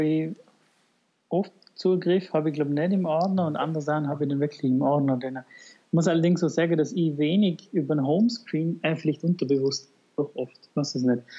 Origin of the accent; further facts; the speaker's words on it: Vorarlberg, Austria; bei uns in Vorarlberg